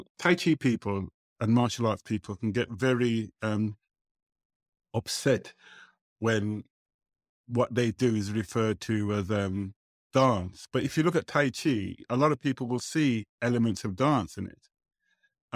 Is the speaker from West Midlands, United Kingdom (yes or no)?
yes; Birmingham, West Midlands, United Kingdom; when I was growing up in Birmingham